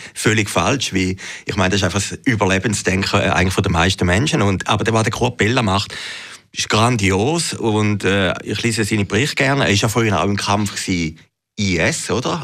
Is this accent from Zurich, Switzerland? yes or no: yes; Uhwiesen, Zurich, Switzerland; als ich kleiner Bub war, bei uns in Uwiesen im Zürcher Wieland